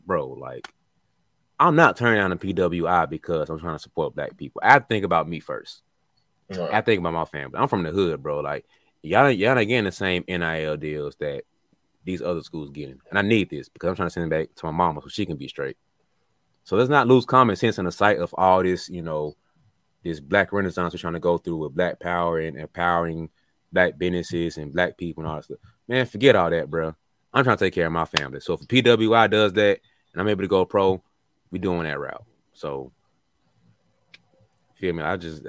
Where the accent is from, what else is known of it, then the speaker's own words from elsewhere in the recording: Birmingham, Alabama, United States; We're from Birmingham, Alabama. We got to say what we can get.